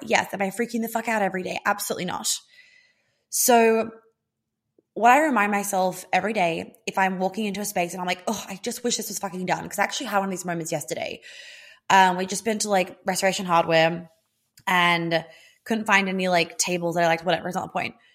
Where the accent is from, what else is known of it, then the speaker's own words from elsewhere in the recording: Australia; moved away; being Australian, um, and spending fourteen years of my life in Australia